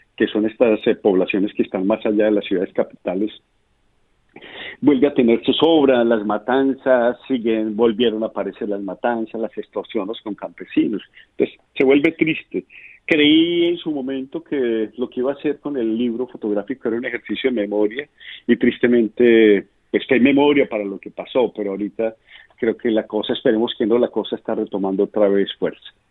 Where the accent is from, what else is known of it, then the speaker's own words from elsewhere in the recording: Colombia; como colombiano